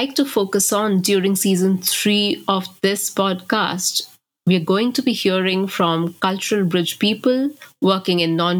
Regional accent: West Bengal, India; Growing up in India, it's really clear that we are shaped by our cultural background.

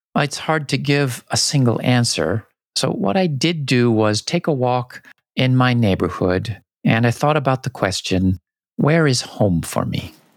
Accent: San Diego, California, United States; now in Japan; where I grew up in San Diego in California

